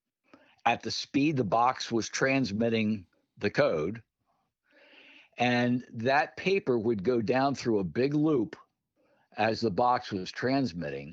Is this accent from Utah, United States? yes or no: no; Pottstown, Pennsylvania, United States; when I was growing up in my hometown, Pottstown